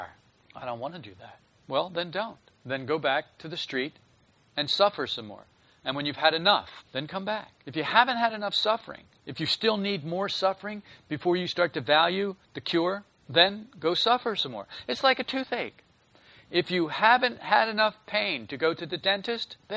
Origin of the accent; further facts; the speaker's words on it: a northern state on the East Coast, Northeast, United States; when I was a child, I was raised on the East Coast, and it was in a northern state, so we had the four seasons.